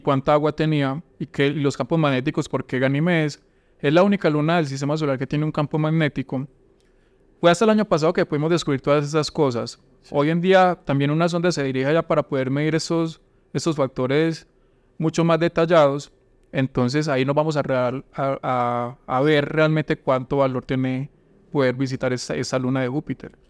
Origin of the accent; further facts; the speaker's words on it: Valdivia, Antioquia, Colombia; moved away as an adult; also born or lived in Yarumal, Colombia / Urabá, Colombia / Medellín, Colombia; yo no soy de Urabá, yo nací en Yarumal, pero durante mucho tiempo viví en Valdivia